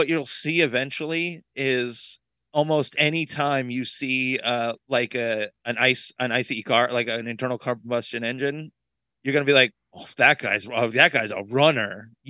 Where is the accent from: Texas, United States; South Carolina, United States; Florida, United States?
Florida, United States; Brevard County; Growing up in Brevard